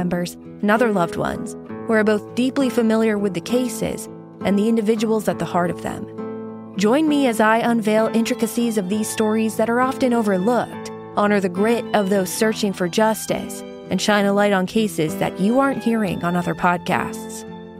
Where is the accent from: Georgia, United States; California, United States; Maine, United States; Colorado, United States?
Maine, United States; I dig into both decades-old and modern-day cases from my home state of Maine and the greater New England area.